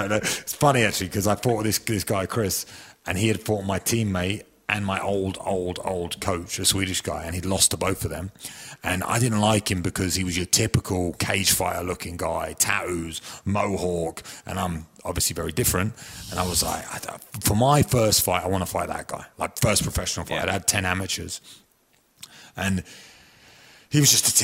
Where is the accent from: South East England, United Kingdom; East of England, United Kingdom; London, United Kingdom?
East of England, United Kingdom; Chelmsford; moved away; I was from Chelmsford in Essex